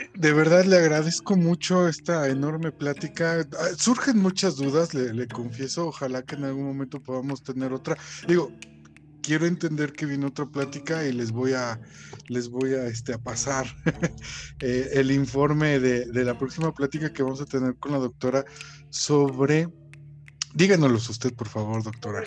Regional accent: Mexico City, Mexico; moved away as an adult; now in Guanajuato, Mexico; yo soy de la Ciudad de México, me vine a vivir a, Guanajuato

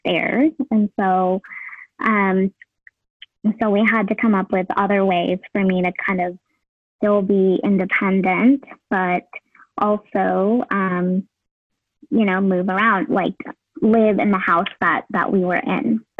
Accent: United States; my parents, who are immigrants from Vietnam. And I thought, you know, a lot about how I could improve the systems as an English speaking, you know, first generation Asian American

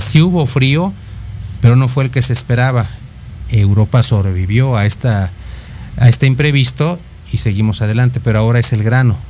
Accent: Mexico; los mexicanos

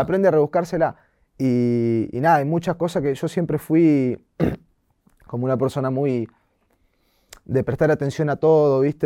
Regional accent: Bahía Blanca, Buenos Aires Province, Argentina; moved away; also born or lived in Comodoro Rivadavia; no nací ahí, pero viví casi toda mi vida y y amo estar ahí.

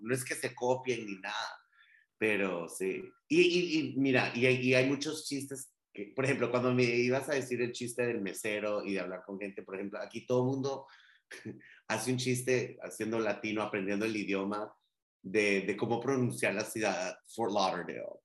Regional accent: Guatemala; first language Spanish; now in Miami, United States; yo soy guatemalteco

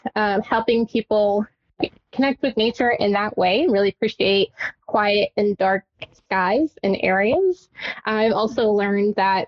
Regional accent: Tucson, Arizona, United States; I'm from Tucson, Arizona

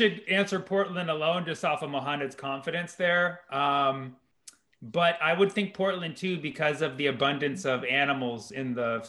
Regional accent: Lebanon; I'm Lebanese

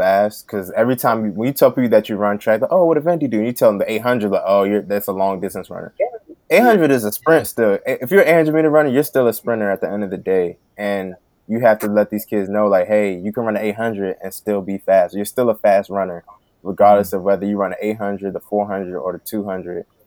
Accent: Prince George's County, Maryland, United States; I grew up in Prince George's County, Maryland

